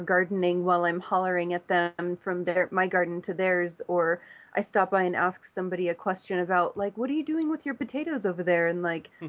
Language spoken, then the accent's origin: English; Los Angeles, California, United States; moved away as an adult; now in Dancing Rabbit, United States; I came from Hollywood, California. I've lived in Southern California my whole life